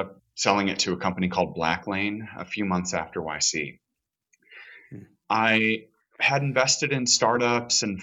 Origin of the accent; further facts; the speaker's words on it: Chicago, Illinois, United States; moved away as an adult; now in Los Angeles, United States; I'm originally from Chicago. I live in LA now. I've been here about 17, 18 years